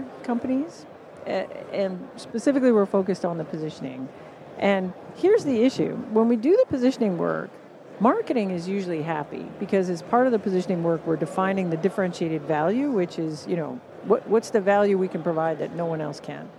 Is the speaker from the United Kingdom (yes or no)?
no; Canada; accent: Canadian; my glorious Canadian accent